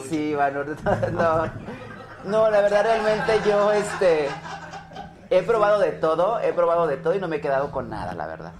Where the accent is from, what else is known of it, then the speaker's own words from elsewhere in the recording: Zacacoyula, Guerrero, Mexico; now in Mexico City, Mexico; Yo soy de un lugar que se llama Zacacoyuca Guerrero